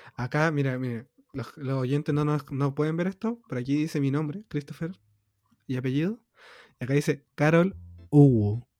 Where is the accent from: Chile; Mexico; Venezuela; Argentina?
Chile; soy de, de Chile